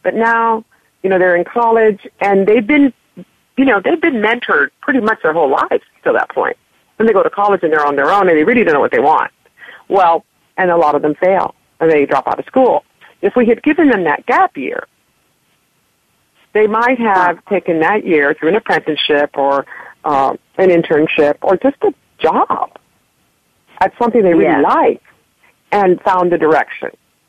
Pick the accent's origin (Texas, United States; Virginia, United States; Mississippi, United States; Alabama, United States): Texas, United States; Laredo; I'm originally from Texas. And in Laredo